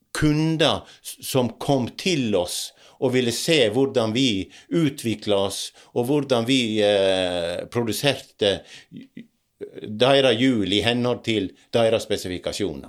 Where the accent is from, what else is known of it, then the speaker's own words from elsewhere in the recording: Dale, Norway; oppveksten på Dale